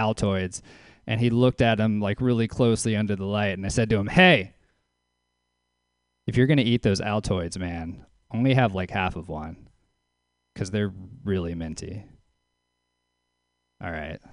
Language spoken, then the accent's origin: English; Louisiana, United States; now in Oakland, United States; I am from Louisiana. I live in Oakland.